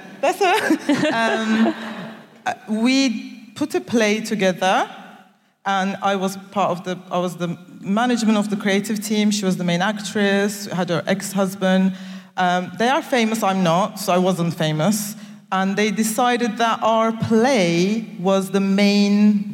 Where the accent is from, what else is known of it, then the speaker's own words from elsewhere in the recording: Turkey; moved away as an adult; also born or lived in Nigeria / United Kingdom; now in Cardiff, United Kingdom; originally I am from Turkey and Nigeria, so I grew up in Turkey